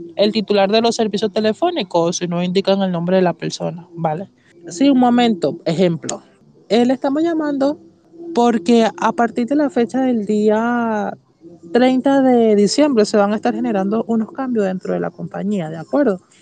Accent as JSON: {"language": "Spanish", "country": "Venezuela", "said": "soy venezolano"}